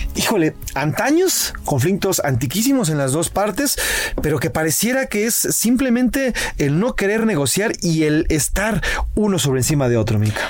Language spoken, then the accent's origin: Spanish; Mexico; como mexicanos